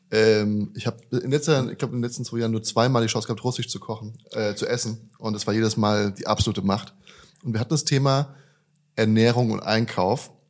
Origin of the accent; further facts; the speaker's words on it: Darmstadt, Hesse, Germany; Äh, in Deutschland. Ich bin, äh, ich bin aus der Region Frankfurt